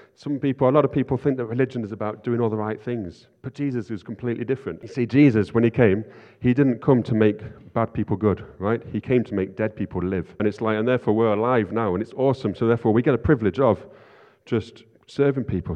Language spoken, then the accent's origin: English; Nottingham, East Midlands, United Kingdom; I grew up in Nottingham